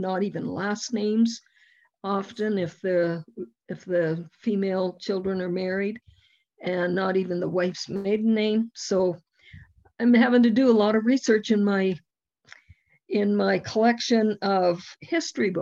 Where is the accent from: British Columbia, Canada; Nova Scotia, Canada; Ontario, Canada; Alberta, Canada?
Alberta, Canada; Youngstown; I was at my hometown's centennial. That's the Youngstown, Alberta.